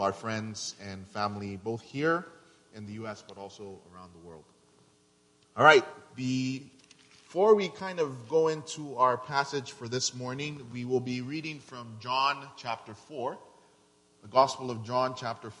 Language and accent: English; Nigeria; now in Houston, United States; I'm originally from Nigeria, and I live and work in Houston's historic Third Ward as a missionary.